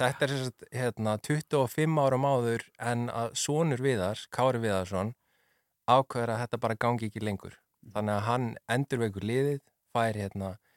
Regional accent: Ólafsvík, Western Region, Iceland; ég er frá Ólasvík sem er bara næsti bær við Ólst upp þar

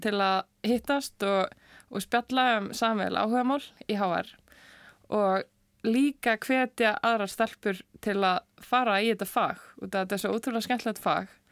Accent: Seltjarnarnes, Capital Region, Iceland; ég er úr Selekurinu og var þar í Eldursölskóla

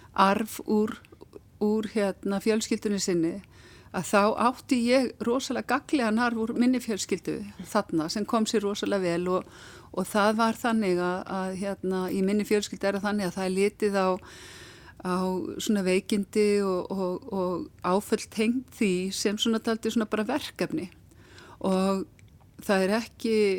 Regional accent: Akranes, Western Region, Iceland; ég er frá Akræðinsi

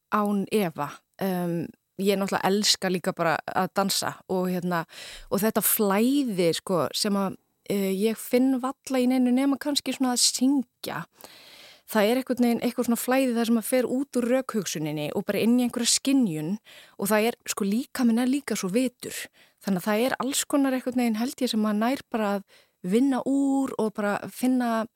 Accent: Reykjavík, Capital Region, Iceland; also born or lived in London; ég er bara úr Vesturbænum sko, gamla Vesturbænum

